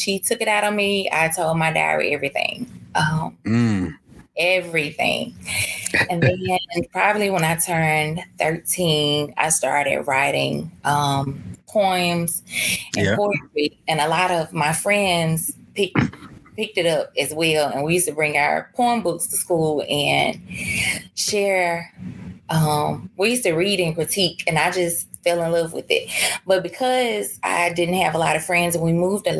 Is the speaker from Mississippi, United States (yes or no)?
yes; Mississippi, United States; now in Ridgeland, United States; I grew up in Vane, Mississippi